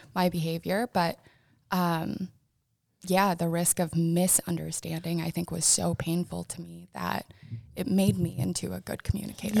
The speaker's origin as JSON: {"language": "English", "town": "Sioux Falls", "region": "South Dakota", "country": "United States", "tie": "born or raised there", "also_born_or_lived": "Vermillion / Aberdeen", "moved": "as an adult", "said": "I grew up in Sioux Falls, graduated from McGorman"}